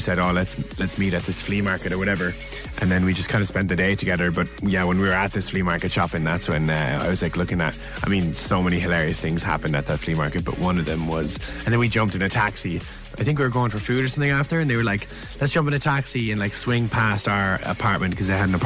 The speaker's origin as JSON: {"language": "English", "town": "Cork", "region": "Munster", "country": "Ireland", "tie": "born or raised there", "said": "we grew up together in Cork"}